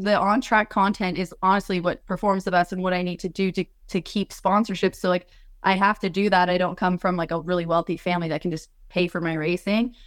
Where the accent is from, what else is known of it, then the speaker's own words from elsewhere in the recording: Colorado, United States; I'm from Colorado originally